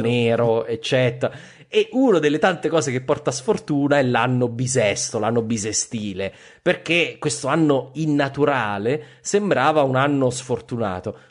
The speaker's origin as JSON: {"language": "Italian", "region": "Abruzzo", "country": "Italy", "said": "io sono abruzzese"}